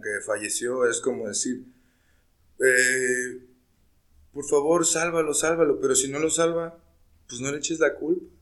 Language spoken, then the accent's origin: Spanish; Mexico; Como mexicanos celebramos la muerte